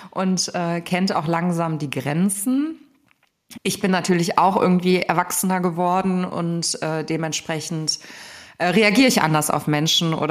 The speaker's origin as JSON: {"language": "German", "town": "Cologne", "region": "North Rhine-Westphalia", "country": "Germany", "said": "Also ich bin ja Kölnerin, von daher war für mich klar, dass ich in der Region bleibe und äh, auch nicht aus Köln rausgehe."}